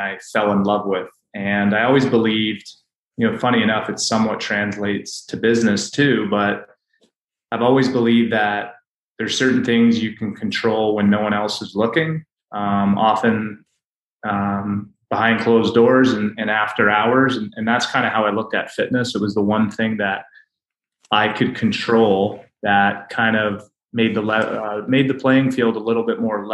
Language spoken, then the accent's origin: English; Canada; now in United States; I grew up in Canada